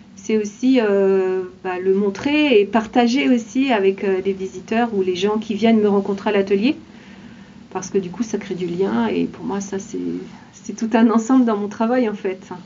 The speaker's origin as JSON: {"language": "French", "town": "Laval", "region": "Pays de la Loire", "country": "France", "said": "Je suis habitante de Laval"}